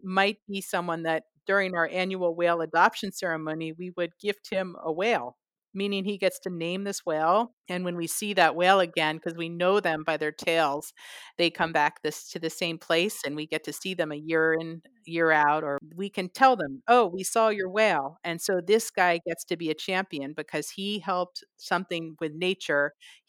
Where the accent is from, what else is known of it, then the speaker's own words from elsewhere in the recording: California, United States; because I came from the Bay Area and the West Coast and the U.S.